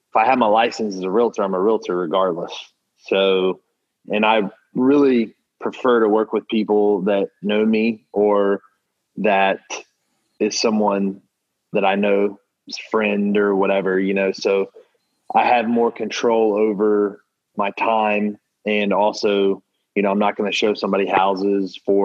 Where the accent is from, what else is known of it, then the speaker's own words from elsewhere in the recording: Charlotte, North Carolina, United States; moved away as an adult; now in Jacksonville, United States; I'm from Charlotte, North Carolina